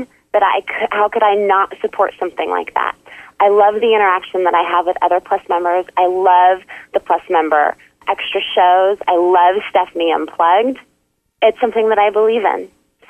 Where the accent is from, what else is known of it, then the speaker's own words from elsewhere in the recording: Alaska, United States; I was originally from Alaska, but I've lived in a number of different states.